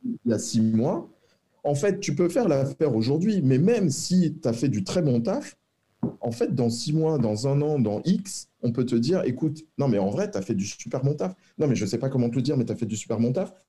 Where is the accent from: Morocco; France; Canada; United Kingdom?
France; Rueil-Malmaison, Île-de-France; also born or lived in Versailles; je suis né à Versailles, j'ai grandi à Rueil-Malmaison